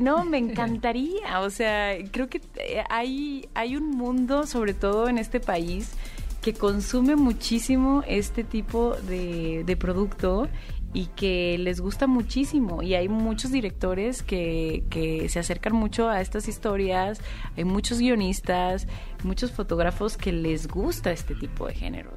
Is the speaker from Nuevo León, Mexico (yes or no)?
yes; Monterrey, Nuevo León, Mexico; moved away as an adult; yo también soy de Monterrey y no, no había vuelto a trabajar allá. Yo empecé a hacer teatro allá en Monterrey